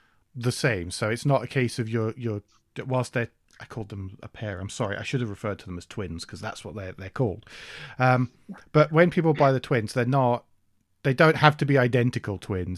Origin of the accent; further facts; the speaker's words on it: United Kingdom; I'm British.